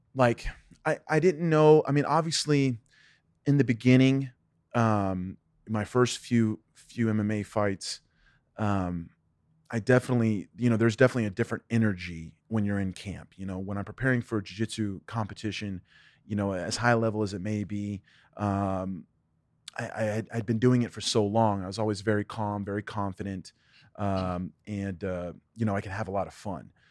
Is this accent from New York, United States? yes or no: no; Ohio, United States; I was born in Ohio. My dad was the assistant instructor at the Jeet Kune Do Academy in Cincinnati, Ohio